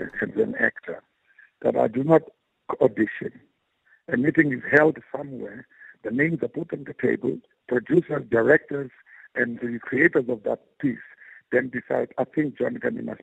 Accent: Gqeberha, Eastern Cape, South Africa; I come from New Brighton

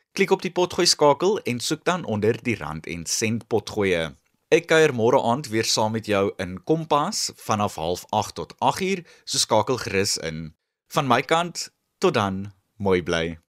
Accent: South Africa

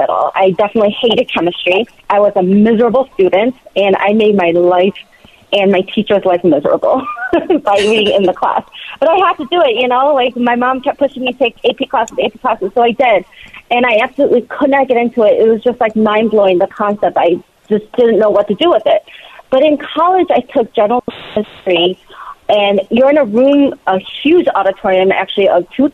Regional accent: Michigan, United States; moved away as an adult; also born or lived in South Korea / Ann Arbor, Michigan; now in New Jersey, United States; I grew up in Michigan

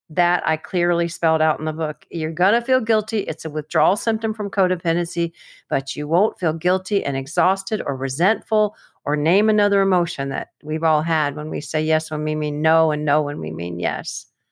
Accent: Florida, United States; I'm from Florida

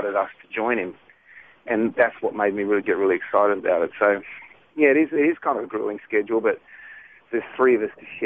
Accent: Australia; now in United States; I'm Aussie

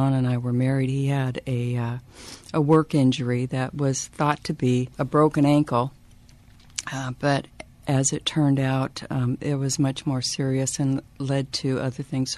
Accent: Edmonds, Washington, United States; also born or lived in Wyoming; I'm originally from Wyoming. My family moved out here when I was 8 years old into the Edmonds area. So I grew up in Edmonds.

